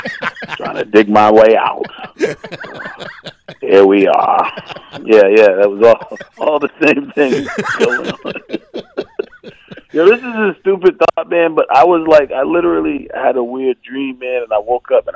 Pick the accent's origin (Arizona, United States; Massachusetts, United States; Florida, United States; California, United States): Massachusetts, United States; Milton; I grew up in Milton, Massachusetts, a little burb outside of right outside of Boston.